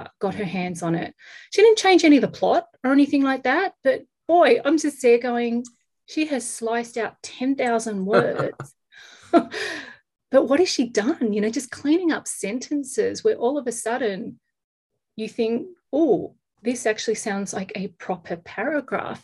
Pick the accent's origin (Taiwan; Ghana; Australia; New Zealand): Australia; now in Los Angeles, United States; I'm an Australian living in Los Angeles